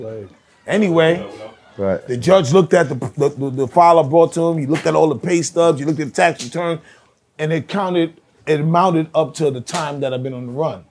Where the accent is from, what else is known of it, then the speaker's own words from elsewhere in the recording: New York City, New York, United States; I'm from East Flatbush